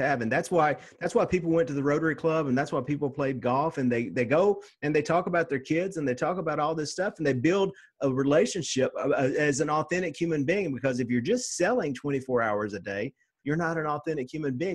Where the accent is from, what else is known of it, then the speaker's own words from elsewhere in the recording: Nashville, Tennessee, United States; I'm a redneck from Nashville, Tennessee.